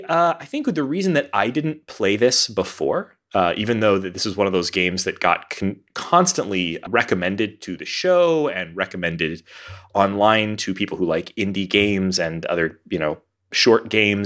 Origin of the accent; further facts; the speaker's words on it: Texas, United States; also born or lived in New York / Denver; folks, I've lived all over. I grew up in Texas. I've moved to New York, the Midwest. I've lived in Denver, and I've lived on the West Coast.